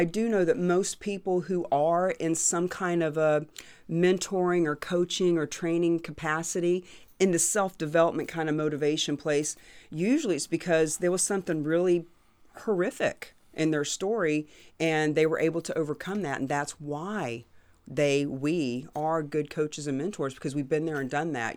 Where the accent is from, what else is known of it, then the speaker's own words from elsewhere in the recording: Florida, United States; moved away; also born or lived in New Hampshire; I'm from Florida